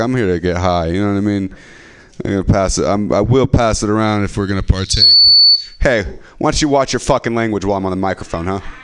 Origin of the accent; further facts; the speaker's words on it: Stockton, California, United States; now in San Francisco, United States; I'm from Stockton. This is the 209, and I moved to San Francisco